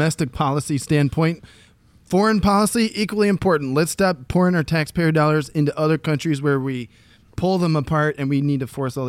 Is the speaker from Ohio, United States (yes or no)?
yes; Ohio, United States; my home state of Ohio